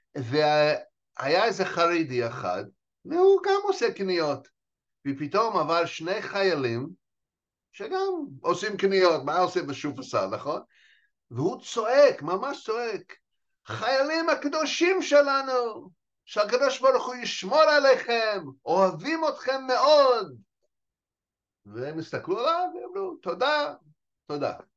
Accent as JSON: {"language": "Hebrew", "country": "United States", "tie": "born or raised there", "also_born_or_lived": "New York", "second_language": "Hebrew", "moved": "as an adult", "lives_now": "Israel", "said": "נולדתי וגדלתי, אה, בארצות הברית"}